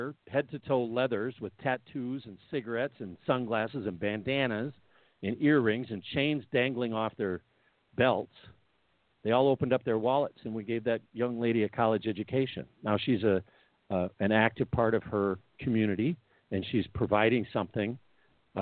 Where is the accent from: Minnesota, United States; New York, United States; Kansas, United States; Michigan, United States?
Minnesota, United States; Minneapolis; I'm from Minneapolis